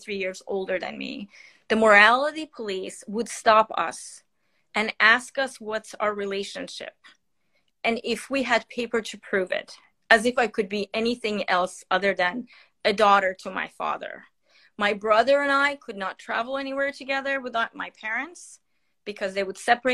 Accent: Iran; moved away; I am born and raised in Iran, and I'm 52 years old

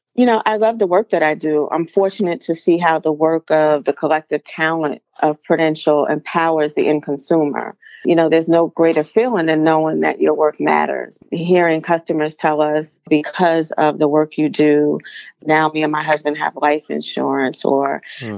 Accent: East Orange, New Jersey, United States; I grew up in East Orange, New Jersey

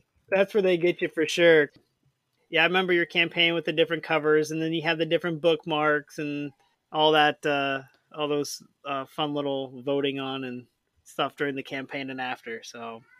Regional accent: St. Louis, Missouri, United States; I'm from St. Louis.

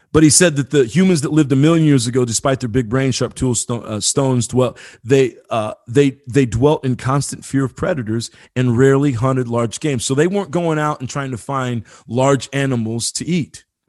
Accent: Marion, Indiana, United States; I grew up in, in Marion, Indiana, very small town.

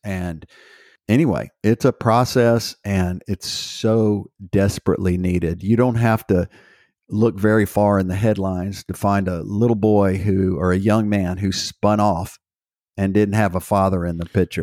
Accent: Houston, Texas, United States; I was raised in Houston, Texas.

